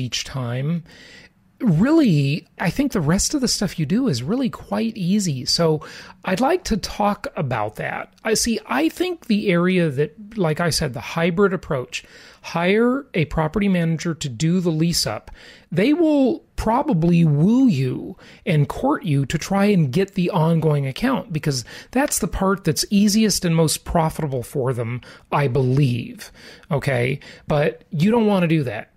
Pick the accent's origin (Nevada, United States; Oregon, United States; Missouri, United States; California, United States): California, United States; Los Angeles; born or raised there; moved away